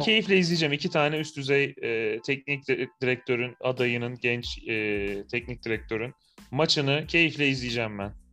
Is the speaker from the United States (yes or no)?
no; Malatya, Turkey; moved away